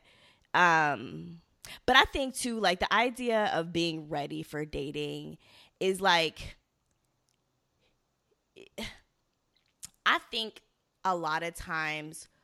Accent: Baltimore, Maryland, United States; I'm from Baltimore.

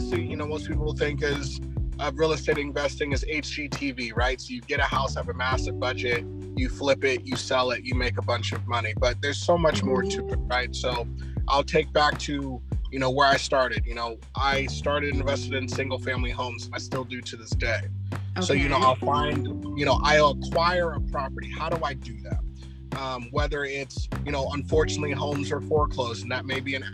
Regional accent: Fresno, California, United States; We're from Fresno, California.

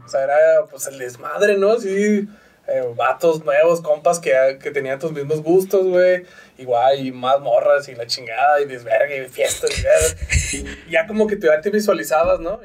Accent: Parral, Chihuahua, Mexico; now in Ciudad Juárez, Mexico; yo nací en Parral, Chihuahua

